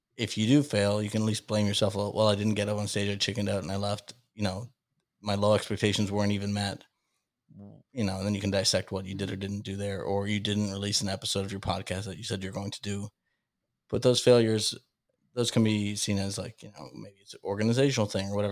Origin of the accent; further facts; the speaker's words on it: Salem, Massachusetts, United States; I grew up in the Witch City, Salem, Massachusetts